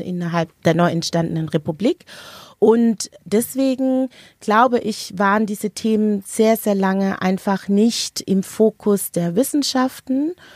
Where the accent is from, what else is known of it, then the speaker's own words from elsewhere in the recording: Stuttgart, Baden-Württemberg, Germany; moved away as an adult; now in Berlin, Germany; Ich bin ursprünglich aus Stuttgart, bin dann wie so viele Schwaben und Schwäbinnen in Berlin hängen geblieben